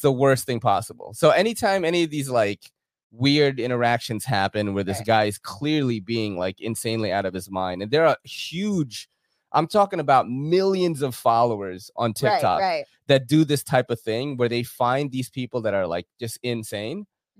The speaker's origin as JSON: {"language": "English", "town": "New York City", "region": "New York", "country": "United States", "said": "As a New Yorker living here"}